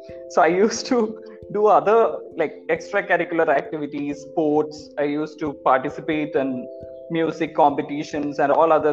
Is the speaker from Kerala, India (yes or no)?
yes; Thrissur district, Kerala, India; moved away as an adult; also born or lived in Pondicherry; now in Chennai, India; I'm from Kerala, Thrissur district of Kerala. I did my schoolings in Kerala